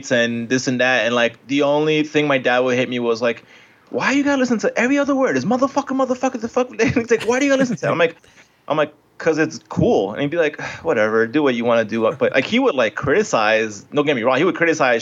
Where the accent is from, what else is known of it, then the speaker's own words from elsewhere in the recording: Colombia; now in United States; I'm Colombian, so I came from Colombia.